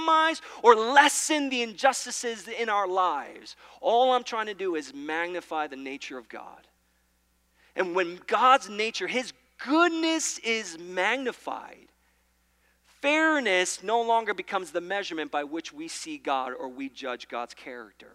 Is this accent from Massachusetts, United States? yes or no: no; New York, United States; I'm from New York. We say Mario